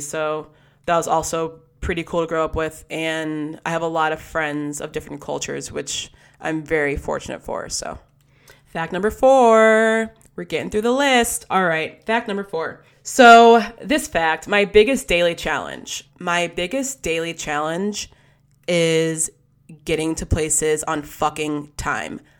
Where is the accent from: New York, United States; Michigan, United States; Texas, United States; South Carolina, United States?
Michigan, United States; West Bloomfield; growing up in West Bloomfield, Michigan, it's where I grew up